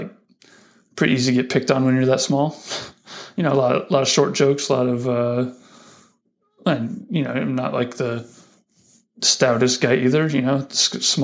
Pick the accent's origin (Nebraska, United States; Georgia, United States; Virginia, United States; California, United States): Nebraska, United States; Lincoln; also born or lived in Denver, Colorado; right before my kindergarten year, we moved out to Lincoln. Folks got a job at Union, and then spent my entire schooling years here in Lincoln.